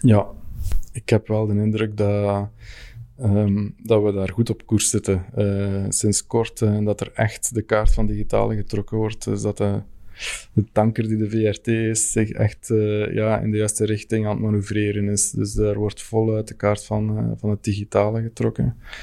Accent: Fleming, Flanders, Belgium; als Vlaming

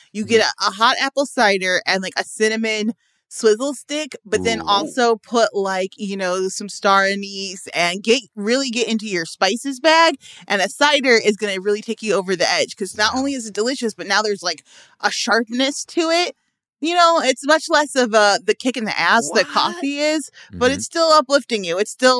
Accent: Midwest, United States; now in Los Angeles, United States; And I'm from the Midwest. So, you know, it's cold as H in the morning.

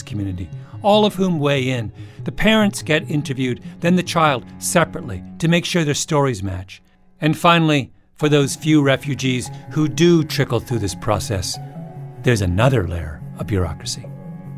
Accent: Elmira, Ontario, Canada; moved away; Elmira, a little town where I grew up

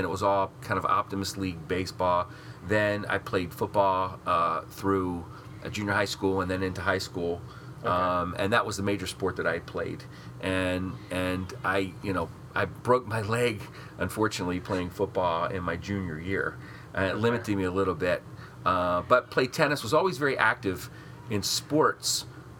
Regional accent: Eastern Shore of Maryland, United States; moved away as an adult; also born or lived in Baltimore, Maryland / Western Pennsylvania / Scotland, Pennsylvania; I grew up in Maryland, grew up on the Eastern Shore of Maryland

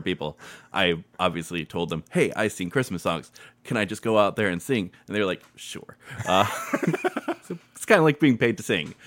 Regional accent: Maumee, Ohio, United States; also born or lived in Chicago; I grew up in Maumee

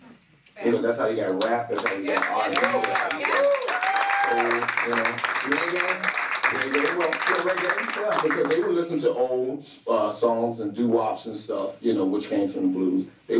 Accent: Chicago, Illinois, United States; the first thing I say my name and I say I'm from Chicago.

